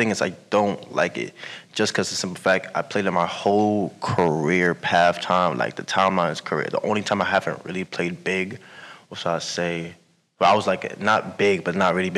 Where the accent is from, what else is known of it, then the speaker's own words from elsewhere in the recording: New York City, New York, United States; moved away as an adult; I'm from Brooklyn, New York